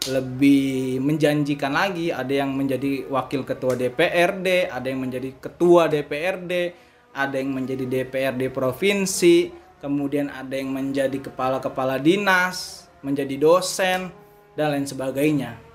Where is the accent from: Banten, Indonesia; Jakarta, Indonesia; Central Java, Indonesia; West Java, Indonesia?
Banten, Indonesia; Tangerang; segitu dibutuhkannya kita kita orang Tangerang ini di Himata.